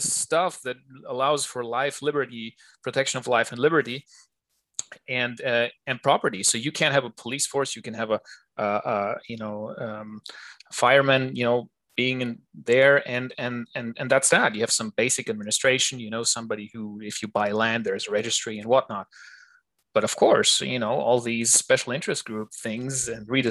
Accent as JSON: {"language": "English", "country": "Germany", "tie": "born or raised there", "moved": "yes", "lives_now": "Switzerland", "said": "I grew up in Germany"}